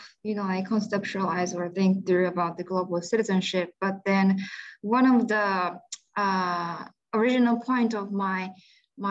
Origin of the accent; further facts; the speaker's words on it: Japan; moved away as an adult; also born or lived in Myanmar / United States; I was born and raised in Japan, which is pretty much peaceful